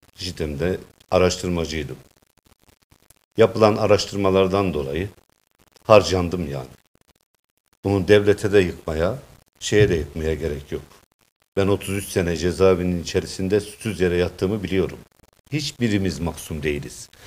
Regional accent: Develi, Kayseri Province, Turkey; Kayseri'nin Develi'de 1960 doğumluyum

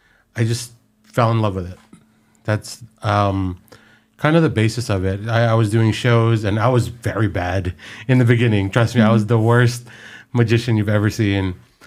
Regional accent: Philippines; And we're all Filipino.

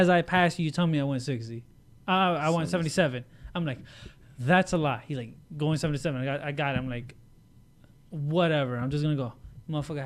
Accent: Little Ferry, New Jersey, United States; my hometown, Little Ferry

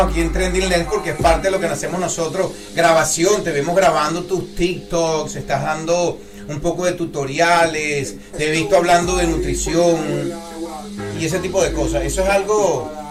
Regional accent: Puerto La Cruz, Anzoátegui, Venezuela; now in Florida, United States; mi tierra natal, Venezuela. Eh, Puerto La Cruz, Lechería

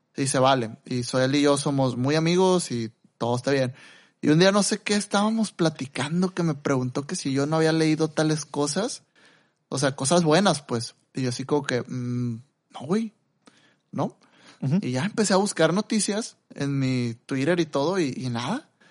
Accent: Mexico; los dos somos mexicanos

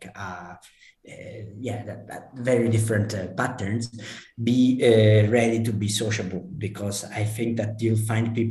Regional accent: Palermo, Sicily, Italy; moved away as an adult; also born or lived in London / Edinburgh / Shanghai; In Palermo, I would say my hometown

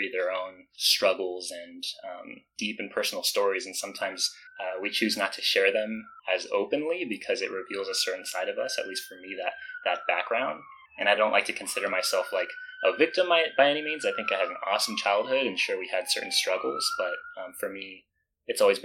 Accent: Denver, Colorado, United States; also born or lived in East Los Angeles, California; I'm originally from East LA. My mom is a first-generation Mexican immigrant, so I spent kind of like the first half of my childhood there and then moved to Denver. Grew up with like a single mom and three sisters

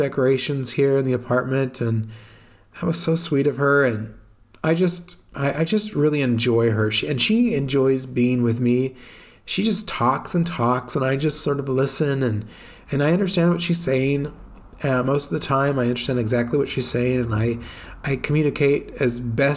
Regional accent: United States; moved away as an adult; now in Italy; it's my home country

